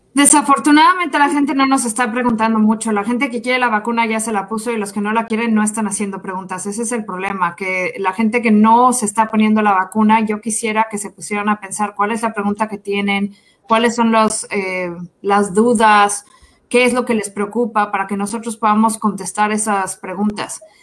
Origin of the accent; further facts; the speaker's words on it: Mexico; now in Kansas City, United States; Soy mexicana